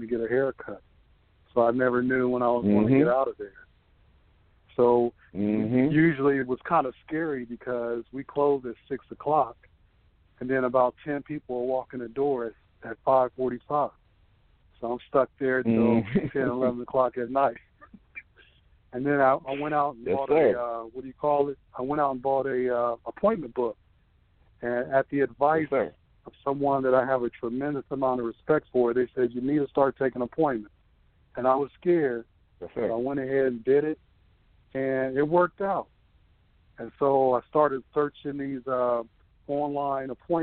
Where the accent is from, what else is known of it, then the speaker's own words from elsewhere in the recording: Columbus, Ohio, United States; I'm from Columbus, Ohio, and I graduated from barber school